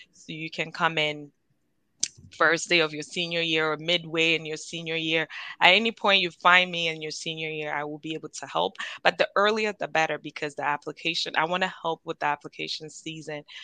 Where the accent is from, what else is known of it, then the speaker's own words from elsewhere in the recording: Ghana; now in United States; I'm Ghanaian